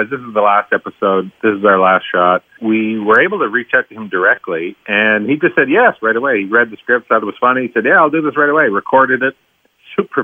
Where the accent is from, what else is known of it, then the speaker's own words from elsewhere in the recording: Tisdale, Saskatchewan, Canada; when I was growing up in Tisdale, Saskatchewan